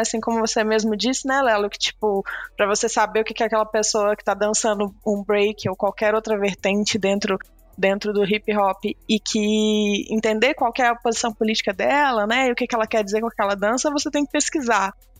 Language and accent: Portuguese; Belo Horizonte, Minas Gerais, Brazil; eu sou daqui de Belo Horizonte